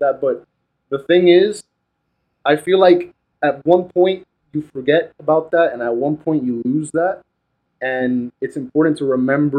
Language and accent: English; Camagüey, Cuba; also born or lived in Tallahassee, Florida; now in Miami, United States; I'm from Camagüey, Cuba, so it's a lot of it's literally the countryside of Cuba.